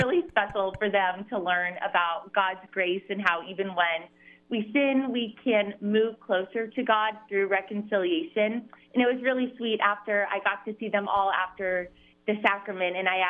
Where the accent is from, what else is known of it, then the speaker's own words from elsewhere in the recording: Cincinnati, Ohio, United States; I'm from Cincinnati, so I went to an all-girls Catholic school there, Ursuline Academy, and then right to Catholic college at Xavier University.